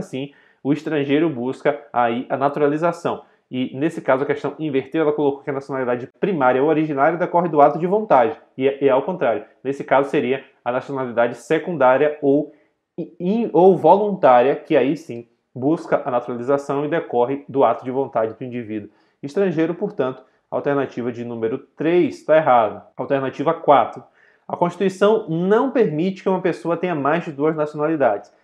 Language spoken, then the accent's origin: Portuguese; Brazil; sou brasileiro nato, mas eu não pedi para ser brasileiro nato. Quando eu nasci, eu já nasci brasileiro nato